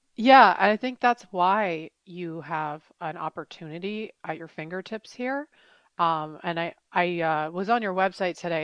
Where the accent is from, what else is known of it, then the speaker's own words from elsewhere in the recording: Woodstock, New York, United States; moved away; I'm from Woodstock, New York, upstate New York, and we do, we don't lock our doors there